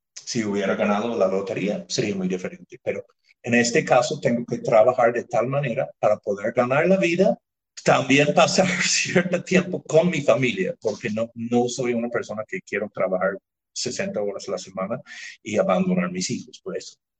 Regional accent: near Belfast, Northern Ireland, United Kingdom; Spanish is a second language; moved away as an adult; also born or lived in Mérida, Venezuela / Ecuador; now in Nariño, Colombia; Nací en Irlanda del Norte, nací de doble nacionalidad, porque en Irlanda del Norte, como ya saben, hay, hay dos países que reclaman ese territorio. Nací cerca del pueblo de Belfast

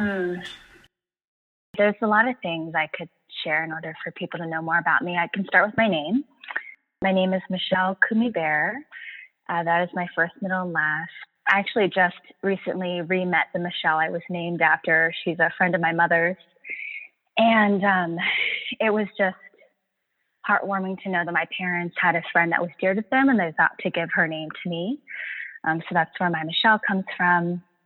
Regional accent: San Francisco Bay Area, California, United States; I grew up on Ohlone land, the ancestral and unceded lands of the Ohlone peoples here in the San Francisco Bay Area.

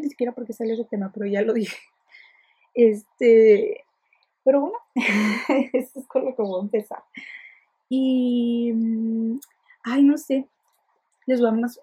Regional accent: Ensenada, Baja California, Mexico; soy de Ensenada

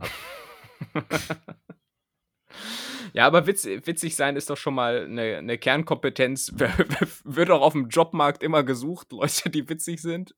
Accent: southern Lower Saxony, Germany; now in Berlin, Germany; bei uns in Niedersachsen hat man gar nicht so, äh, also da wo ich herkomme

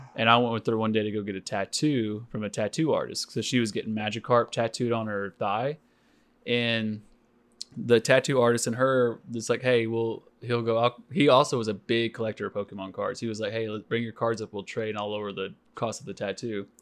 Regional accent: Stilwell, Oklahoma, United States; growing up in Stillwell, Oklahoma

